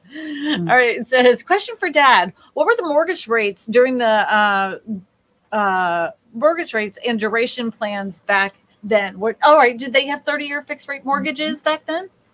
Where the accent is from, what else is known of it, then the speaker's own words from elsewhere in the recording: Massachusetts, United States; moved away; also born or lived in Texas; the neighborhood that we grew up in Massachusetts